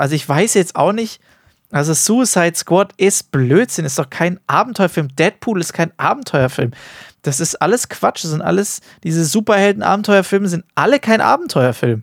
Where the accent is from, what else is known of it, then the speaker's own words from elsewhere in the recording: Germany; bei uns in Deutschland